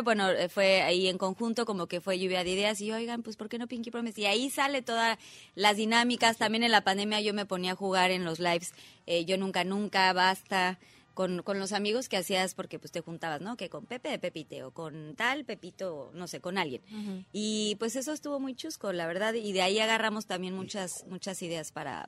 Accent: Mexico; como mexicanos

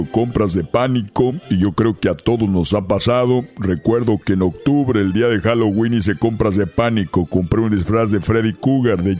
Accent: Mexico; A ver, tenemos que dejarlo bien claro de que somos mexicanos y en México podemos usar las mascarillas

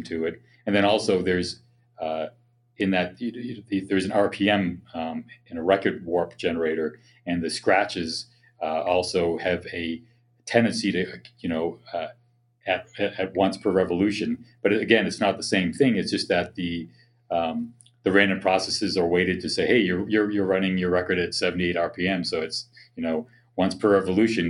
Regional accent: Boston, Massachusetts, United States; moved away; I grew up in the Boston area

